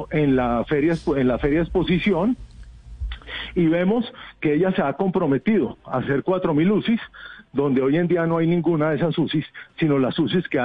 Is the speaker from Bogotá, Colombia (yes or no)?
yes; Bogotá, Colombia; pero yo estoy acá como ciudadano, como ciudadano de Bogotá, que queremos un cambio para Bogotá